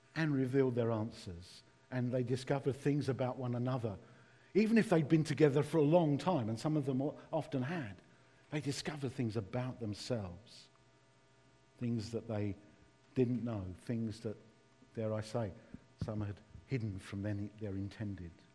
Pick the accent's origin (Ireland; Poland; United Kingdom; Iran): United Kingdom; London; accent: East London; my East London accent